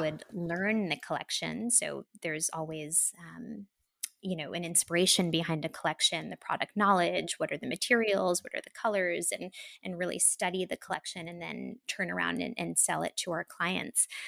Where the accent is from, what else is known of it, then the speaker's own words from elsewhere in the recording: New York, United States; I am a New Yorker. I'm from New York originally